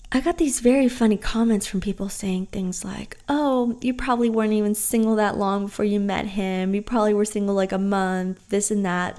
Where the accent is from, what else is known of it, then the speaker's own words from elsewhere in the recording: Texas, United States; moved away as an adult; also born or lived in New Orleans; whenever I moved away from Texas to go to college in New Orleans